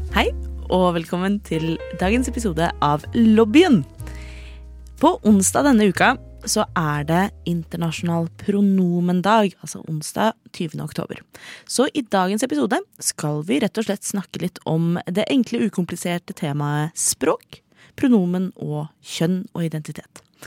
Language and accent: Norwegian; Oslo, Norway; 28 år gammel fra Oslo